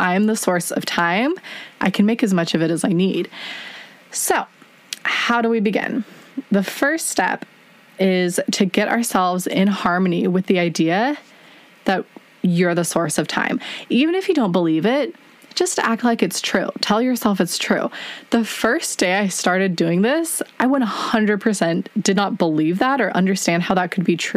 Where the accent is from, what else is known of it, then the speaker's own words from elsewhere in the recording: United States; as an American